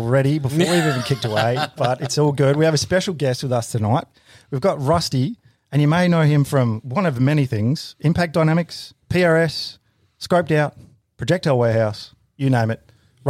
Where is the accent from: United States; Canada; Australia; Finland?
Australia; Adelaide Hills, South Australia; Well, I've grew up in Adelaide Hills and then I've always been northeast.